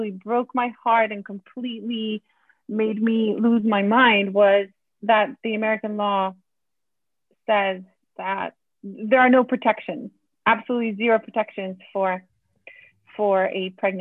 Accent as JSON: {"language": "English", "country": "Poland", "tie": "born or raised there", "moved": "as an adult", "lives_now": "United States", "said": "Eastern Europe, born and raised in Poland. I moved to the US in 2013."}